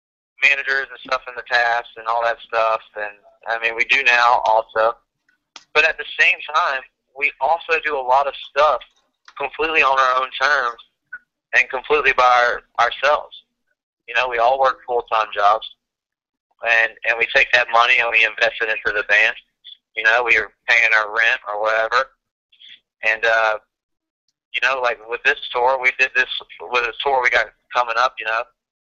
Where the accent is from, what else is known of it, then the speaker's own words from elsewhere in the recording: Augusta, Georgia, United States; Augusta, Georgia.